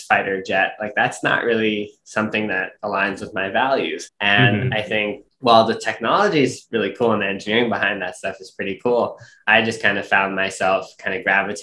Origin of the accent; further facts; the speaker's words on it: New York City, New York, United States; I grew up in Brooklyn, New York